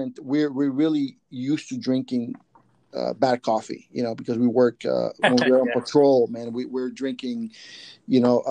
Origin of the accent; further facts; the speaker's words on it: San Salvador, El Salvador; also born or lived in Ataco, El Salvador; now in San Francisco Bay Area, United States; I grew up in El Salvador during the Civil War back in the 80s, and we fled the country